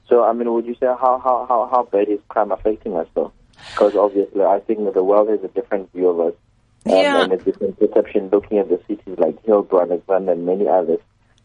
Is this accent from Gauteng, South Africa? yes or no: yes; Johannesburg, Gauteng, South Africa; Whenever I go out there, I'm saying I'm from Joburg.